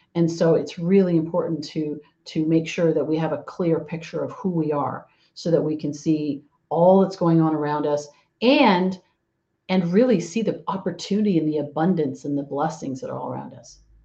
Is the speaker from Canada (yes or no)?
yes; Canada; now in San Diego, United States; I am uh, originally from actually from Canada, and now I live down in sunny Southern California in uh, San Diego